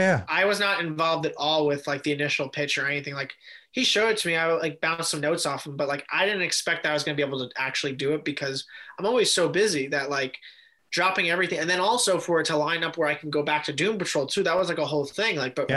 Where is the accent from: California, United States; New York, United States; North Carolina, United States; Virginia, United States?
New York, United States; I grew up in New York